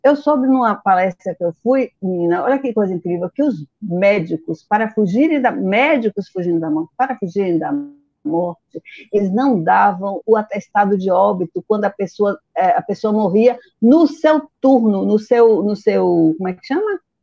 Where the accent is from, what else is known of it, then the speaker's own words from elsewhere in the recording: Feira de Santana, Bahia, Brazil; eu sou de Feira de Santana